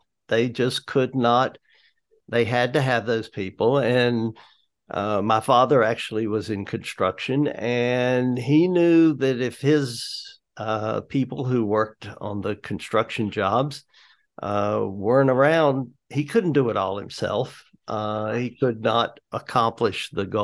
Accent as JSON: {"language": "English", "town": "High Point", "region": "North Carolina", "country": "United States", "tie": "born or raised there", "lives_now": "Greensboro, United States", "said": "I grew up in High Point, and I moved to Greensboro later on after I was married"}